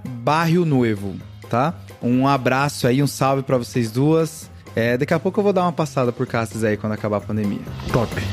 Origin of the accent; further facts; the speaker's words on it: Cáceres, Mato Grosso, Brazil; moved away; minha cidade natal. Opa. Opa! Cáceres, Mato Grosso